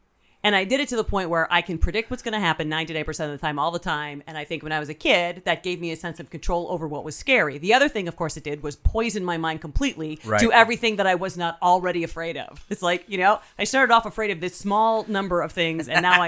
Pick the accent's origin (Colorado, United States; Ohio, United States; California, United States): Ohio, United States; Tiffin; I grew up in Tiffin, Ohio.